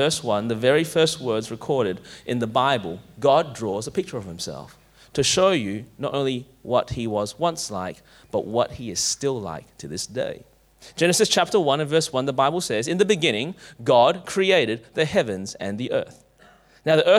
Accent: Clayton, Victoria, Australia; I grew up in Clayton

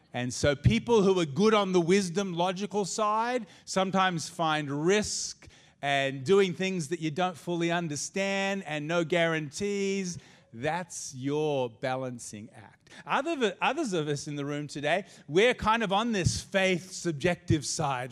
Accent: Australia; also born or lived in United States; I'm Aussie, and this is my home, and this is my country

